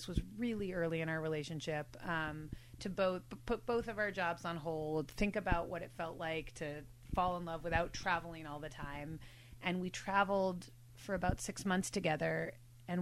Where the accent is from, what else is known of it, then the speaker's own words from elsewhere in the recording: New York City, New York, United States; now in Bay Area, United States; I grew up in New York City